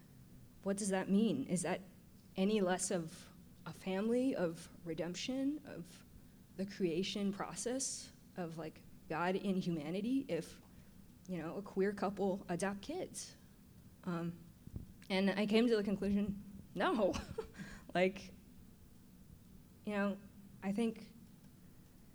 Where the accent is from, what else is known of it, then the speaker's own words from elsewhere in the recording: San Francisco, California, United States; as a kid growing up in San Francisco